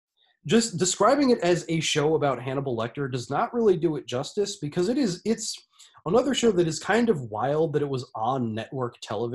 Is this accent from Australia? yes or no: no; Netherlands; I'm from the Netherlands, but...